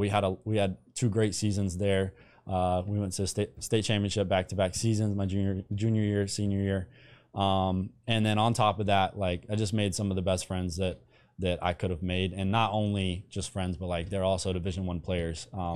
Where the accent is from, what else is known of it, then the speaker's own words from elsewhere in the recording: Andrews, United States; So for me, I grew up in Andrews, smallest school in the state with a football team.